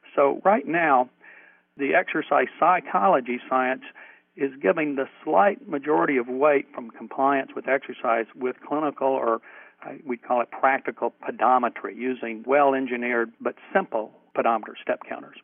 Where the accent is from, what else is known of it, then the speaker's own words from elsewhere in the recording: New Mexico, United States; now in Durham, United States; I'm from New Mexico originally